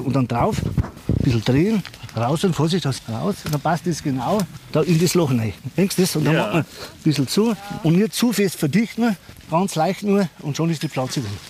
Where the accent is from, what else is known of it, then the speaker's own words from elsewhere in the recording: Russia; moved away; ich komme aus Russland